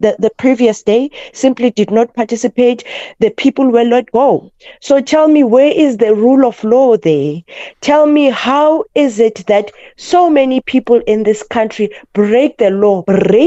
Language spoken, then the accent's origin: English; South Africa; as a South African living in this country